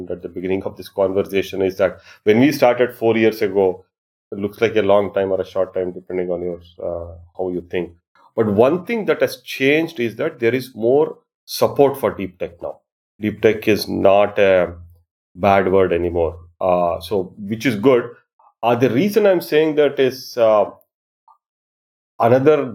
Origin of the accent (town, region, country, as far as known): Bengaluru, Karnataka, India; born or raised there; moved away as an adult; also born or lived in Arizona, United States